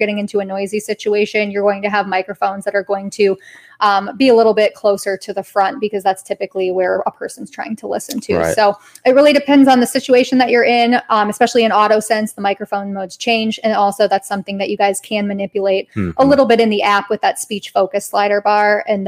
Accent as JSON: {"language": "English", "region": "Colorado", "country": "United States", "lives_now": "Georgetown, United States", "said": "maybe I came from Colorado, all my people were hikers and campers."}